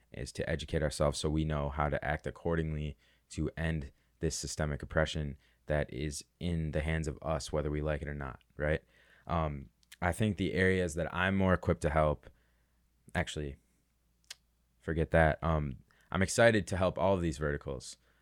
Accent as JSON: {"language": "English", "town": "Chicago", "region": "Illinois", "country": "United States", "said": "I'm from Chicago"}